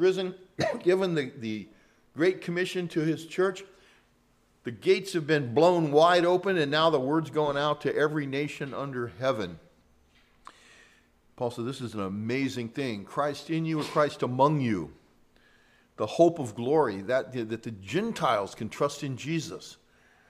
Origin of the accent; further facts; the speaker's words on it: San Joaquin Valley, California, United States; moved away; I was from the San Joaquin Valley